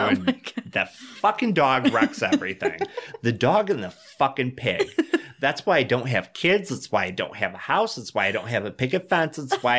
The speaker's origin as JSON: {"language": "English", "town": "Dunkirk", "region": "New York", "country": "United States", "tie": "born or raised there"}